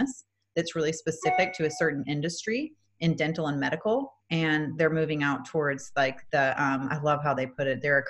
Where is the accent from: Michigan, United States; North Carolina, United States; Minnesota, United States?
Minnesota, United States; now in Atlanta, United States; I'm originally from Minnesota. I live in Atlanta, Georgia.